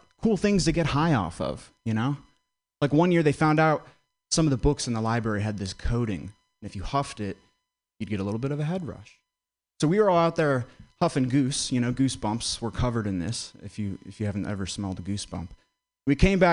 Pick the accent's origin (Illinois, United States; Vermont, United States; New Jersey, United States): Vermont, United States; I grew up in Vermont